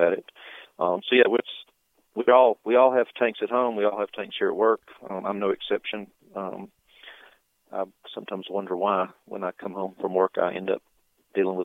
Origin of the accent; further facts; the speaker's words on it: Atlanta, Georgia, United States; I'm from Atlanta